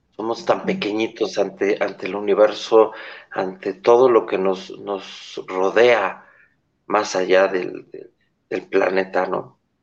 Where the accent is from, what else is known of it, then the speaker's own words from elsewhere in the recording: Mexico; yo soy mexicano